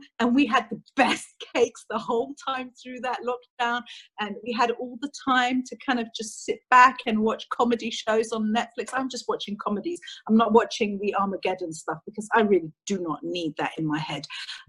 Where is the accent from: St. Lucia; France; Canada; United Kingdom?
United Kingdom; England; born there; I was born in England to a Greek mother and a Cypriot father.